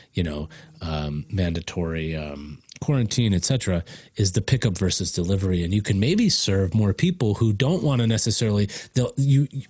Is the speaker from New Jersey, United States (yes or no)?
no; Chicago, Illinois, United States; moved away; also born or lived in Washington, D.C. / Denver; I come from Chicago